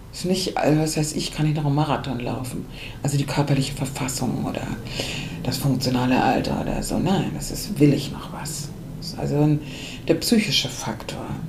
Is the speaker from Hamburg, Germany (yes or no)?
yes; Hamburg, Germany; ich bin Hamburgerin